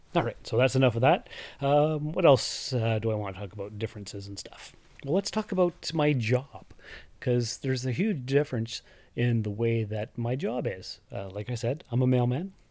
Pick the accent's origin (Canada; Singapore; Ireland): Canada; Sault Ste. Marie, Ontario; also born or lived in North Bay, Ontario / Timmins, Ontario; I was born and raised here in Sault Ste. Marie, Ontario, Canada, and lived here until I was about nineteen